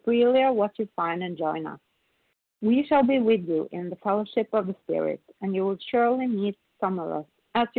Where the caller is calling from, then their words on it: Sweden; I'm a recovered compulsive overeater, and I'm calling from Sweden today.